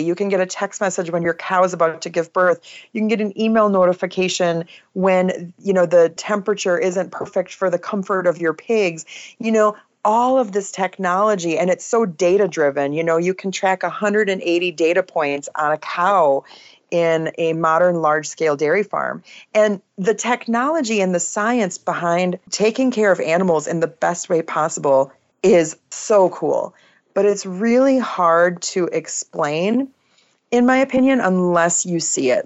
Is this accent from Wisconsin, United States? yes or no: yes; Oshkosh, Wisconsin, United States; now in Northeast Iowa, United States; so I grew up in Wisconsin. Oshkosh, Wisconsin is my hometown